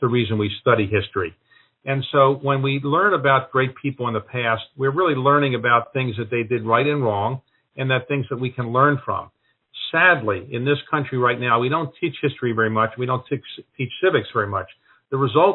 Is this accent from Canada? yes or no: no; Baltimore, Maryland, United States; also born or lived in New York; now in Washington, D.C., United States; I'm from Baltimore